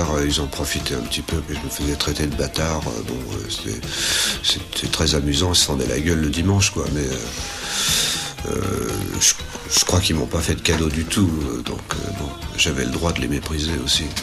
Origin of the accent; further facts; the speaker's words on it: Paris, Île-de-France, France; also born or lived in Wingersheim; Et je venais de Paris et je passais un peu pour un étranger parce qu'on parlait l'alsacien euh, dans, le village et, Paris on parlait le français.